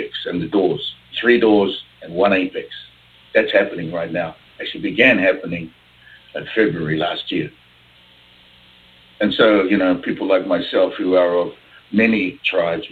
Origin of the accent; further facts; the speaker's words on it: New Zealand; I'm from New Zealand